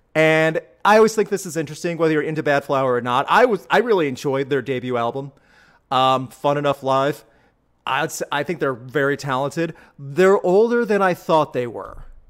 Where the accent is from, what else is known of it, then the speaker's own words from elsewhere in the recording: Midwest, United States; growing up in the Midwest